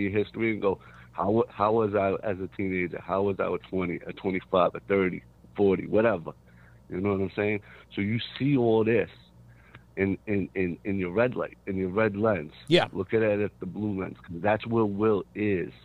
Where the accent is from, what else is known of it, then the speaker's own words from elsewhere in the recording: New York, United States; I'm from New York.